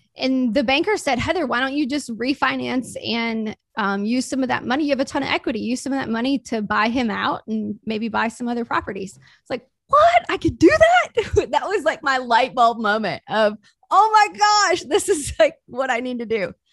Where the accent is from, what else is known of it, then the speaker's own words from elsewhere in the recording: Mississippi, United States; I grew up super poor in Mississippi